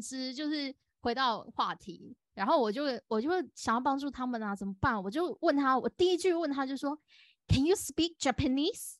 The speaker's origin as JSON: {"language": "Chinese", "country": "Taiwan", "said": "我是台湾人"}